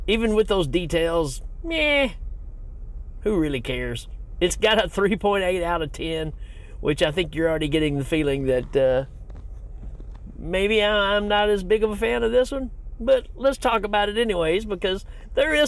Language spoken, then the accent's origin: English; Tennessee, United States; I'm from Tennessee